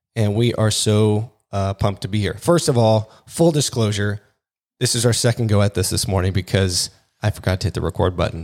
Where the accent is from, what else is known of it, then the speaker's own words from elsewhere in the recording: Pacific Northwest, United States; moved away as an adult; also born or lived in Seattle; now in California, United States; I'm actually from the Pacific Northwest originally. So I lived there most of my life.